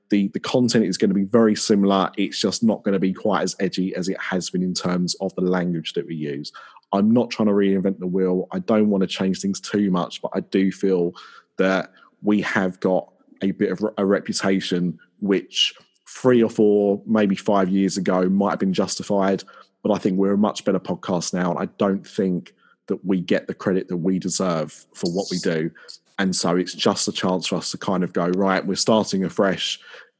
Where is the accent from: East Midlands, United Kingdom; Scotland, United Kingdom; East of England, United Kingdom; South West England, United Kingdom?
East of England, United Kingdom; Essex; I am from Essex